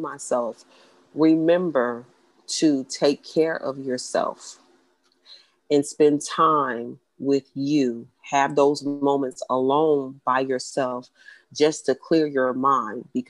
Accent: Atlanta, Georgia, United States; moved away; when I used to live in Atlanta, I'm from Atlanta originally

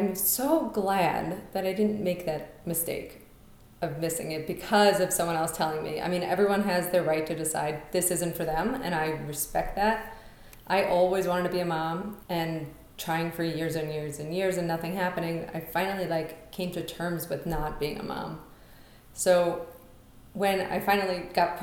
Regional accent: New York City, New York, United States; moved away as an adult; now in Colorado, United States; I'm from Brooklyn

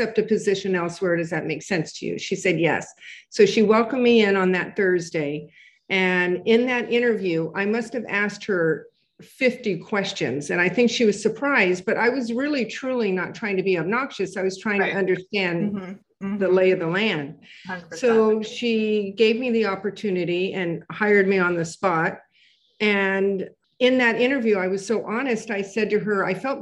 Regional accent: Southern California, United States; moved away as an adult; now in New York City, United States; I was born here, but I was raised in Southern California, and I moved back to New York 22 years ago

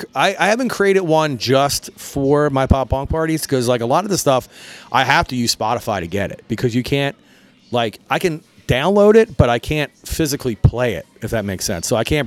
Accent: Croydon, Pennsylvania, United States; also born or lived in Port Richmond, Philadelphia / Manayunk, Philadelphia; now in Philadelphia, United States; We grew up in Croydon. So like I grew up in Croydon until about 12 years ago. I moved to Manayunk.

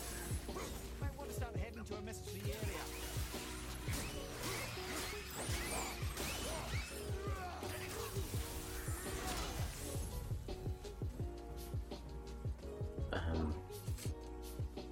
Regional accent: Canada; As a Canadian, solely Canadian

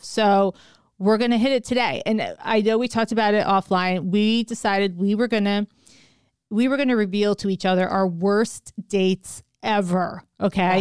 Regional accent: New York, United States; me being a New Yorker

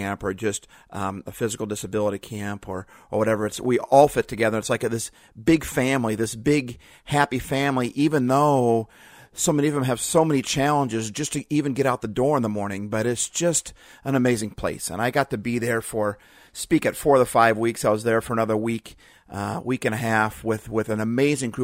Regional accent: Seattle, Washington, United States; I'm from Seattle

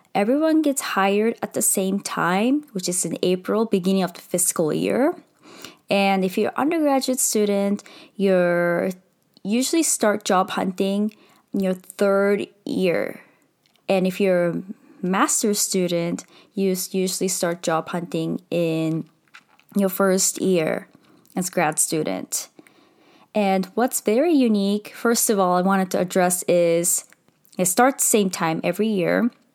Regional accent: Japan; also born or lived in United States / India (ancestry); I'm Indian, hundred percent Indian. I was born in Japan, I lived in Japan in the U S

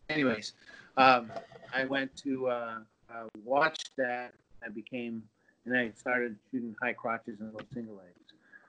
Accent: California, United States; Next thing you know, I get off the plane and then I see a cowboy, and I'm from California, you know.

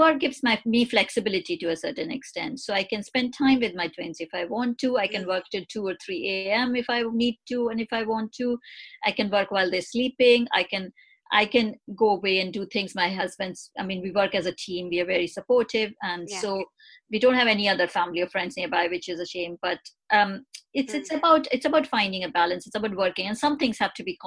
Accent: India; moved away; coming from India, I came from India is a very traditionally patriarchal society

